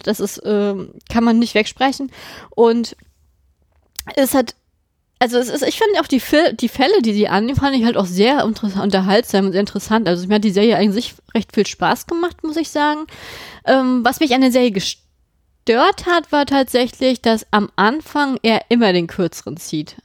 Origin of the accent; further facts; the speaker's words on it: Germany; bei uns in Deutschland